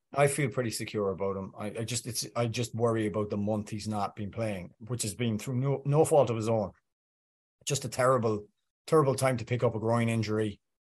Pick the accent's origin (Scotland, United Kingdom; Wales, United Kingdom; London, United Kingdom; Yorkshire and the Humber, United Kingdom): Wales, United Kingdom; Welsh; I'm Welsh